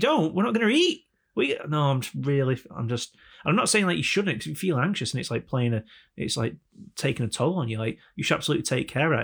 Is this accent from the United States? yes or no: no; England, United Kingdom; we're all English